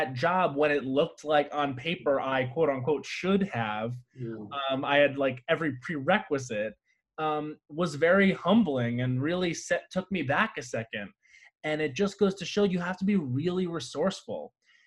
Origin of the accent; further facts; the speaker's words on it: Long Island, New York, United States; moved away as an adult; now in Los Angeles, United States; when I graduated high school, I was moving from Long Island to New York City